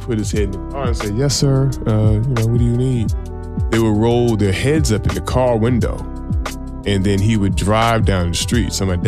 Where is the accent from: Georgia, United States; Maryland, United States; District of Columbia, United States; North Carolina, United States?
District of Columbia, United States; Washington; I grew up in Southeast DC.